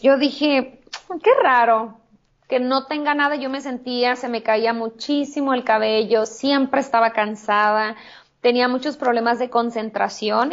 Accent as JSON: {"language": "Spanish", "town": "Hermosillo", "region": "Sonora", "country": "Mexico", "tie": "born or raised there", "also_born_or_lived": "California", "moved": "as an adult", "lives_now": "Tijuana, Mexico", "said": "en Hermosillo, en mi ciudad natal"}